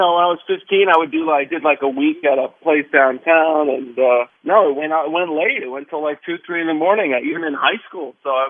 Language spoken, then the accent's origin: English; New York City, New York, United States; I was born and bred here my whole life here in Manhattan.